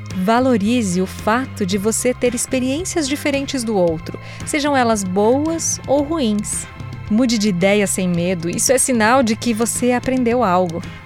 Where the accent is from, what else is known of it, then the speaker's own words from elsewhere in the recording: South Region, Brazil; moved away as an adult; now in São Paulo, Brazil; minha cidade natal, que tem lá seus 14 mil habitantes